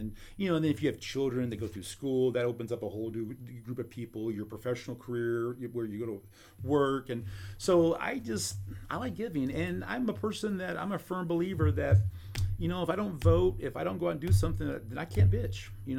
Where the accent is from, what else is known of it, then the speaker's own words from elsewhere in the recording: Columbia, Missouri, United States; born there; mentioned I'm a Boone baby, so obviously I started in Columbia. Well, I didn't really start Columbia yet. I was born in Columbia, anyway.